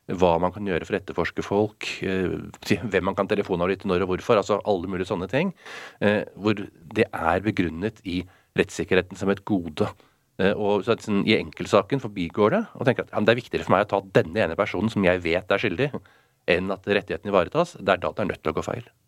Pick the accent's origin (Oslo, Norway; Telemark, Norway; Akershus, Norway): Oslo, Norway; Jeg er oppvokst i Oslo, eh, på Smestad.